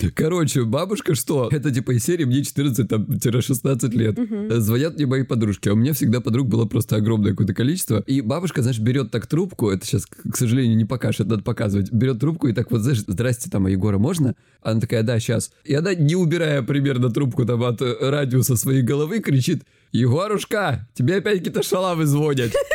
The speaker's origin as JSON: {"language": "Russian", "region": "Krasnodar Krai", "country": "Russia", "said": "я с Кубани"}